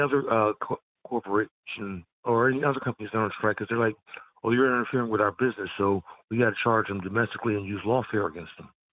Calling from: Philadelphia, Pennsylvania, United States; Calling from Philly.

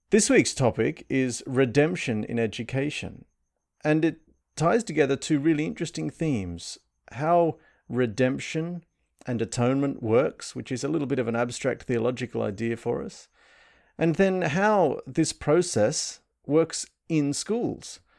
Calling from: Sydney, New South Wales, Australia; So I'm … and I'm joining from Sydney.

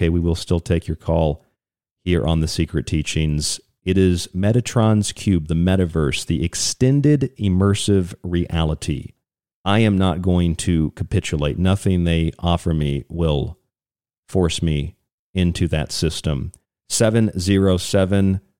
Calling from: Kentucky, United States; I'm calling from Kentucky.

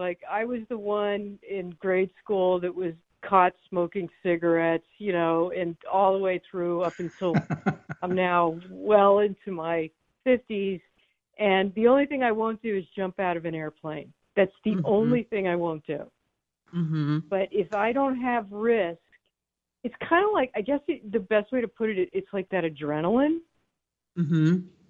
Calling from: Florida, United States; from Florida.

